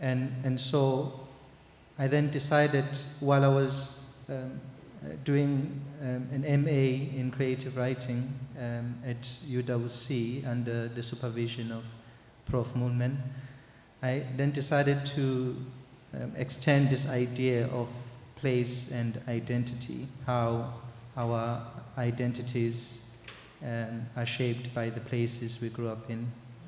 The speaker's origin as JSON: {"language": "English", "area": "Zadeni", "region": "northern KwaZulu-Natal", "country": "South Africa", "tie": "born or raised there", "said": "I grew up in Zadeni, which is a township in situated in northern KZN."}